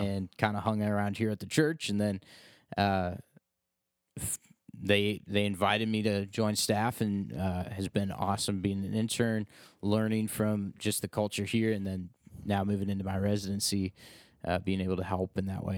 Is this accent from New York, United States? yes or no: no; Ashland, Ohio, United States; moved away; I'm not really from the area. I'm from Ashland